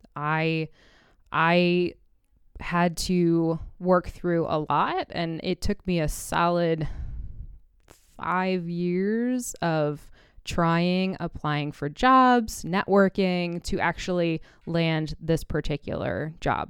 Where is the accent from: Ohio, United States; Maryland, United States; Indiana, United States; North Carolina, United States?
Indiana, United States; Indianapolis; moved away; also born or lived in New York City; I was born in Indianapolis and kind of grew up around IndyCar racing